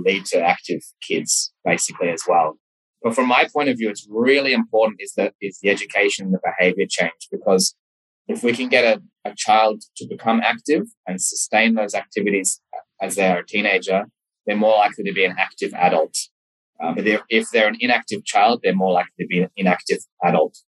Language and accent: English; Sydney, New South Wales, Australia; also born or lived in Memphis, United States; I'm from Sydney, Australia.